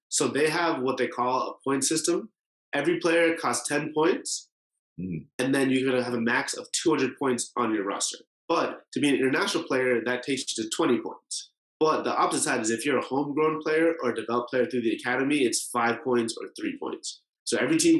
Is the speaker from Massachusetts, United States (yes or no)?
yes; Boston, Massachusetts, United States; I was born in Boston. I've grown up there for basically my entire life